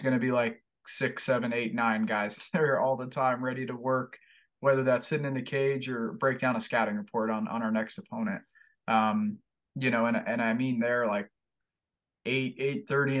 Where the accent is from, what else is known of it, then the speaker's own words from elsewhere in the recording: Fort Lauderdale, Florida, United States; now in Buies Creek, United States; I'm from Fort Lauderdale, Florida, man, and I grew up in a city